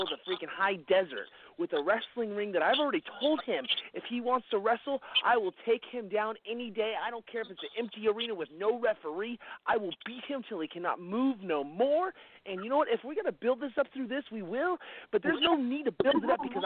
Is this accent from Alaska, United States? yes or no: no; California, United States; I was born in California, raised in California